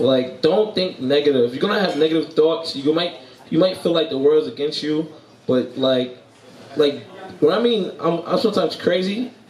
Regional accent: New York City, New York, United States; moved away as an adult; I am from New York, Brooklyn, New York, to be exact.

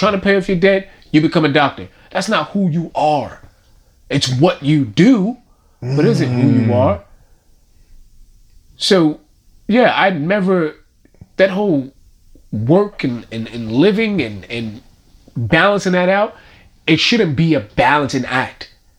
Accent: New York City, New York, United States; accent: Brooklyn; I'm from Brownsville. I'm from Brownsville, Brooklyn, USA.

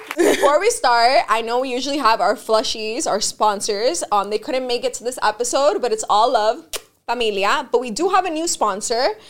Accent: Miami, Florida, United States; I grew up here in Miami

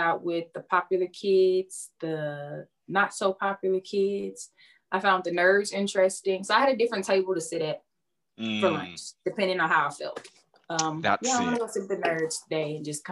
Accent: Houston, Texas, United States; I'm from Houston

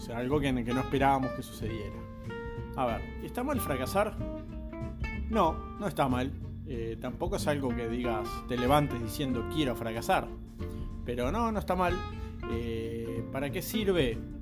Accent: Montevideo, Uruguay; Tengo 41 años, soy de Montevideo, Uruguay

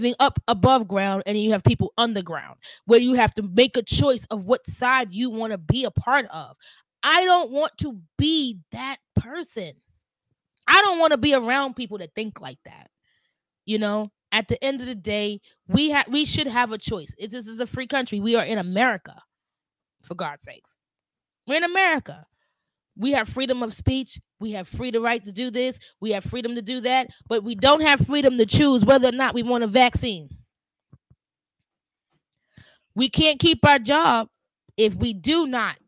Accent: New York City, New York, United States; I'm a New Yorker

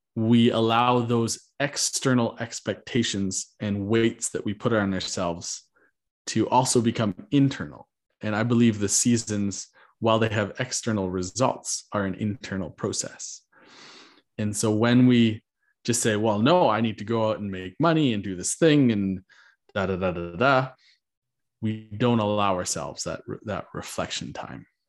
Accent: Canada; I am Canadian

